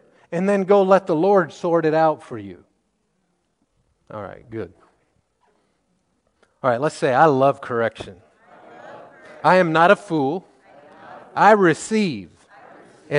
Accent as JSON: {"language": "English", "region": "Missouri", "country": "United States", "tie": "born or raised there", "said": "I grew up in Missouri"}